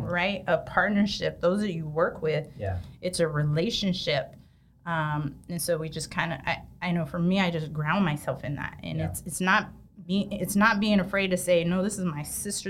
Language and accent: English; Sacramento, California, United States; I'm born and raised in Sac